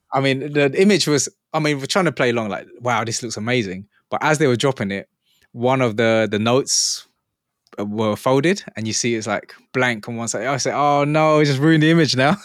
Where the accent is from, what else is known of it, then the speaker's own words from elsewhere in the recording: England, United Kingdom; I'm from England